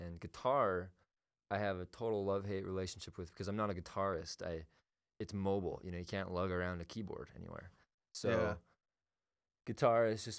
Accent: Utah, United States; also born or lived in California; I moved from California when I was 5, and I've been in Utah the whole time

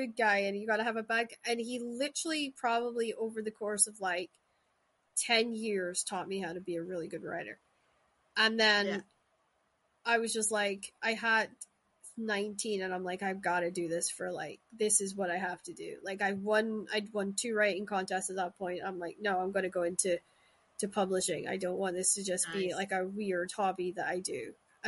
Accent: Shetland Islands, Scotland, United Kingdom; moved away; also born or lived in Glasgow; I grew up in the Shetland Islands where Vikings and Viking mythology is drilled into you

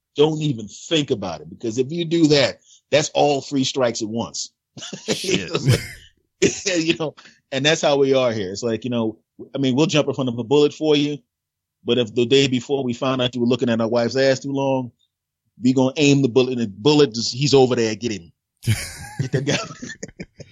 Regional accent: Philadelphia, Pennsylvania, United States; moved away; originally, Philadelphia, Pennsylvania.

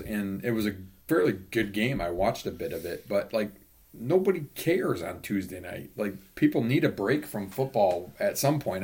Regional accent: Indiana, United States; when I grew up in Indiana in the late 70s, early 80s

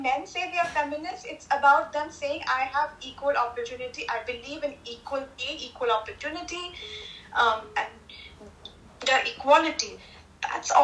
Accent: India; me as an Indian in India

